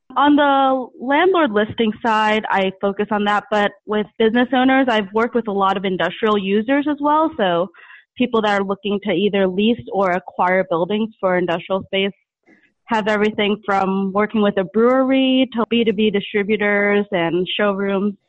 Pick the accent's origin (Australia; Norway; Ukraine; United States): United States; New York; moved away; I'm from New York originally